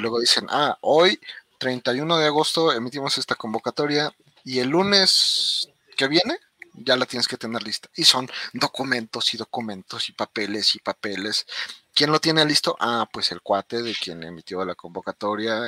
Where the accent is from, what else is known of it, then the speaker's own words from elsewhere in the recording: Mexico; nosotros los mexicanos o como latinos